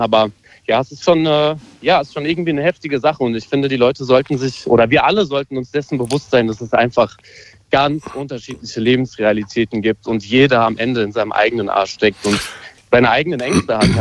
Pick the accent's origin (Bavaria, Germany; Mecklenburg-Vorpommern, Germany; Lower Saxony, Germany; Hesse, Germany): Hesse, Germany; Hanau; moved away as an adult; now in Leipzig, Germany; ich bin Hanauer, ich bin geboren in Hanau, bin aufgewachsen in Hanau